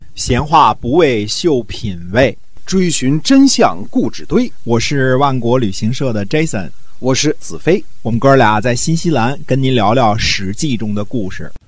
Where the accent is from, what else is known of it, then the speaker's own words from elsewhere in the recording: China; 我们中国人